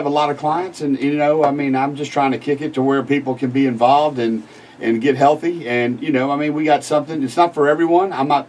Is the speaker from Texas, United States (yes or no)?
yes; Galveston, Texas, United States; moved away as an adult; now in Beaumont, United States; I'm from Galveston. Came up here to Beaumont as a full board certified anesthesiologist.